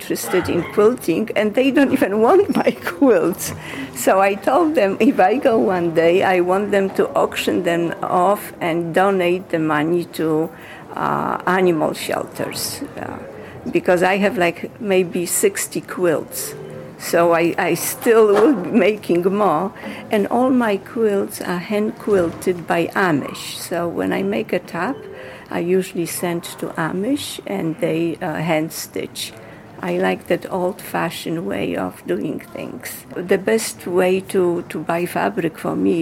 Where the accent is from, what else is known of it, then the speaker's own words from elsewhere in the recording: Poland; moved away as an adult; now in Hartsdale, United States; I was born in Poland, and at age 24, I came to the United States